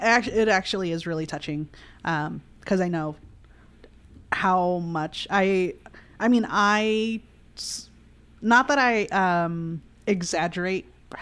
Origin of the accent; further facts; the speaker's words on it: United States; also born or lived in Seattle area; I'll describe myself as a pocha, and that means that, like, I'm an American-raised Mexican person.